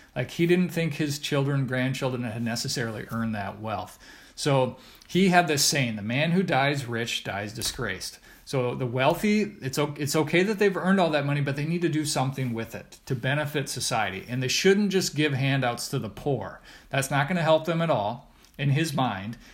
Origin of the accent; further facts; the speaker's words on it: Redfield, South Dakota, United States; I grew up in Redfield, South Dakota